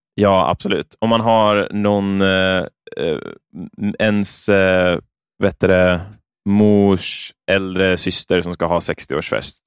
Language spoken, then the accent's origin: Swedish; Örebro, Örebro County, Sweden; när jag växte upp så i Örebro